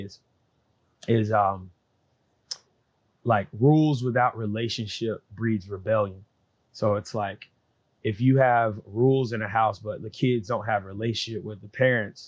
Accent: Columbus, Georgia, United States; I was born in Columbus, Georgia.

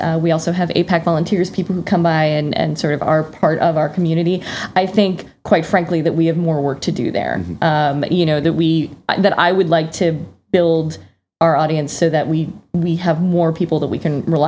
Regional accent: Florida, United States; moved away as an adult; also born or lived in Scotland; now in New York, United States; I'm actually originally from Florida.

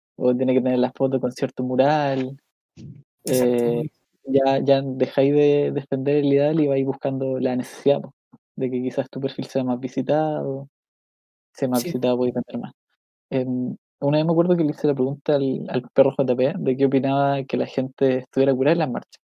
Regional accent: Chile; yo soy de Chile

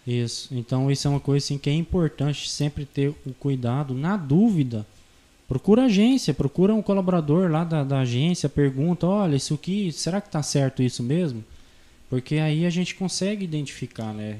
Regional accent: Canarana, Mato Grosso, Brazil; moved away as an adult; also born or lived in Gaúcha do Norte / São José do Xingu; eu sou natural de Canarana

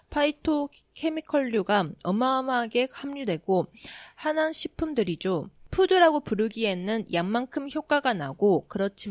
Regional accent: Japan; also born or lived in South Korea; 私、韓国生まれ、日本育ち、わったかたしてきた韓国人の

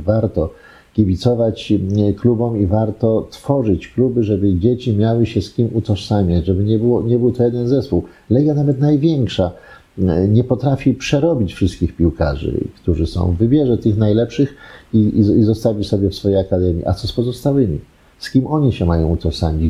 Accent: Poland; jestem stąd

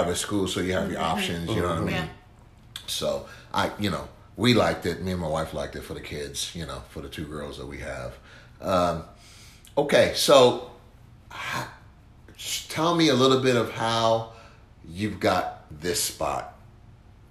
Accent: New York, United States; also born or lived in Kansas City; now in Louisville, United States; I grew up in New York in the Bronx

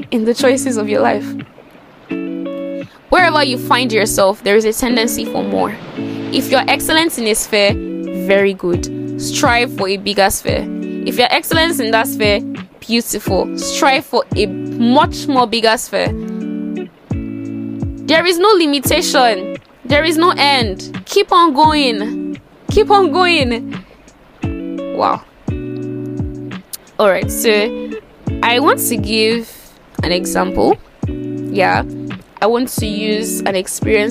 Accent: Nigeria; also born or lived in Lagos / Ota, Ogun State; I'm a Nigerian, and I reside in Lagos

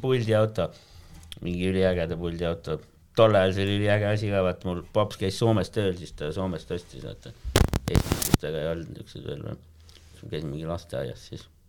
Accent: Tallinn, Harju County, Estonia; Tallinnas olen elanud

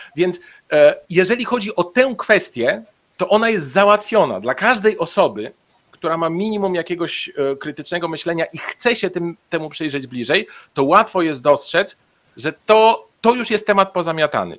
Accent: Bulgaria; moved away; ja w Bułgarii się urodziłem, tam spędzałem dzieciństwo

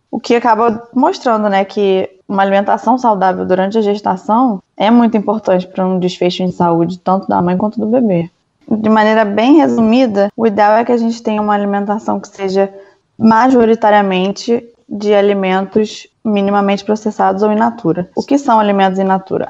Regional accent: Rio de Janeiro, Brazil; moved away; also born or lived in Belo Horizonte, Brazil; eu sou do Rio

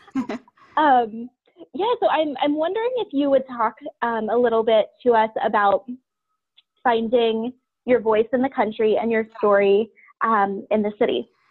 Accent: Ashville, Ohio, United States; now in New Jersey, United States; I grew up in uh, the middle of nowhere, Ohio, on a family farm, okay. and now I live in New Jersey, just south of New York City

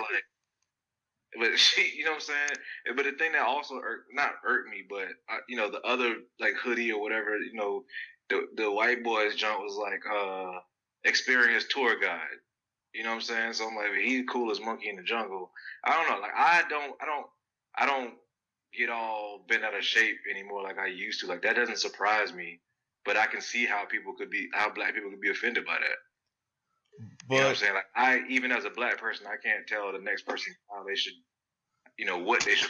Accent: New Jersey, United States; Yeah, I'm from Jersey, but I'm in the South now.

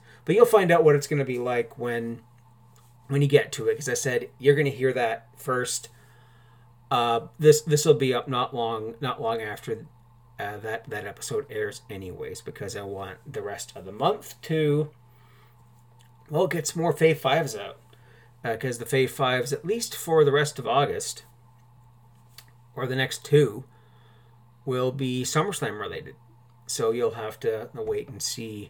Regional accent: Canada; I'm Canadian

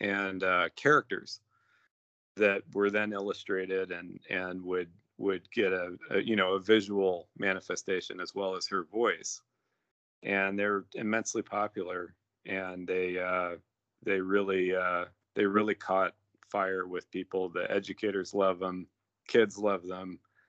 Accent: Iran; born there; I was born in Iran while mom and dad were over doing mom was teaching in the American school there, and dad was doing his work, and they're real adventurers.

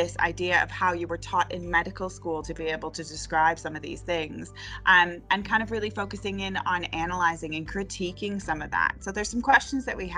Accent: Canada; moved away as an adult; now in Hull, United Kingdom; I am also Canadian

